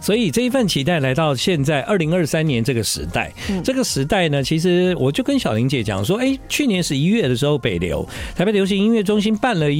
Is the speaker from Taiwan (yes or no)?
yes; southern Taiwan, Taiwan; now in Taipei, Taiwan; 其实呢，啊、呃，在我还在念大学的时候，嗯，啊，我从南部来到台北，对对，一切的事情都感到非常的新鲜